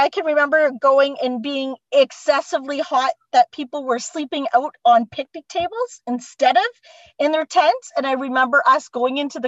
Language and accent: English; Cottam, Ontario, Canada; moved away as an adult; now in Brockville, Canada; I was born and raised just outside of Windsor, Ontario, in a little tiny village hamlet called Cottam